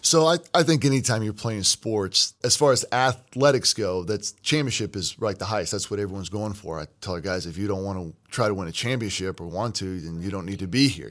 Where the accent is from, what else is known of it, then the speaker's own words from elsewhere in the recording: Kentucky, United States; moved away as an adult; also born or lived in Florida; now in Missouri, United States; I'm from Kentucky